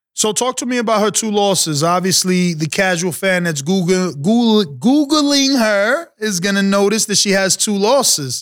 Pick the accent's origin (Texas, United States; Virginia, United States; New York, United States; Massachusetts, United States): New York, United States; New York City; I'm from the New York City, uh, uh, tri-state area